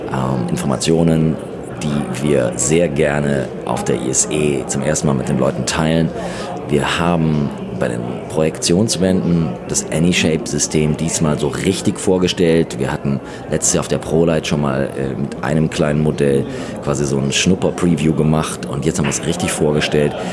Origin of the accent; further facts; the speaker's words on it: Austria; was ja für uns früher eher so, gerade als Österreicher, äh, ein bisschen problematischer war